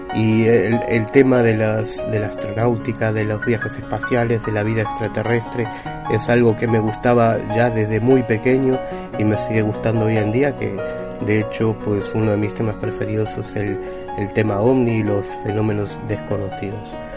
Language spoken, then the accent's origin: Spanish; Buenos Aires, Argentina; moved away; also born or lived in Galicia; Yo por aquel entonces vivía en Buenos Aires, yo nací en Buenos Aires